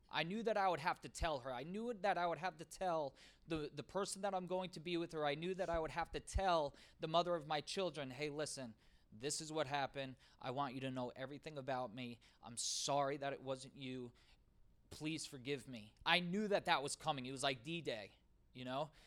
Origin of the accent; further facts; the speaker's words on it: the South, United States; Uh, I'm from the South.